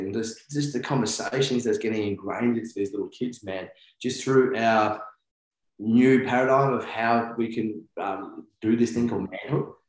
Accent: New Zealand; I'm Kiwi

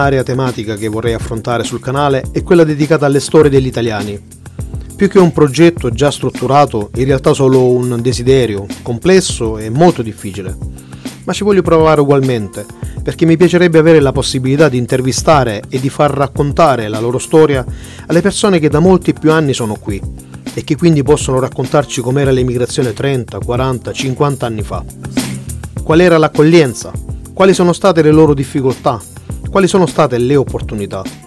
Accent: Italy; moved away as an adult; now in Stuttgart, Germany; veniamo dall'Italia, il paese oggettivamente più bello del mondo

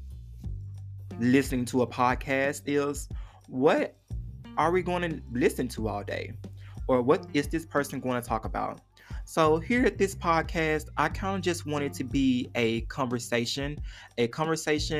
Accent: Forest City, Arkansas, United States; also born or lived in Memphis, Tennessee; now in Fayetteville, United States; I am originally from Memphis, Tennessee. When I was 10 years old, my mother moved to Forest City, Arkansas

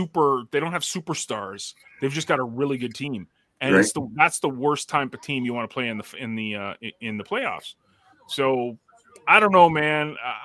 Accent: Toronto, Ontario, Canada; I can use that card because I'm from

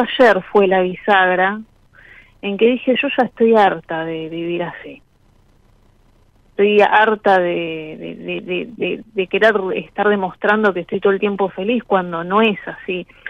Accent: Buenos Aires, Argentina; Soy de Flores, Capital Federal

